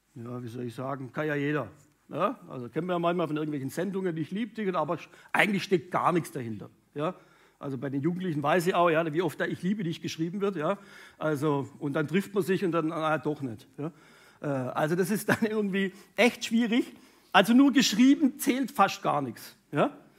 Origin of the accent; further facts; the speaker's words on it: Münchingen, Baden-Württemberg, Germany; Ursprungsfamilie komme ich aus Münchingen bei Stuttgart